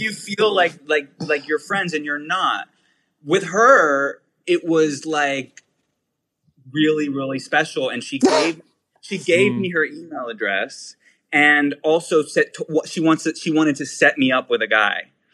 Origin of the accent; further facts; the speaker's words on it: Pittsburgh, Pennsylvania, United States; now in New York, United States; I'm from Pittsburgh. Yeah, born and raised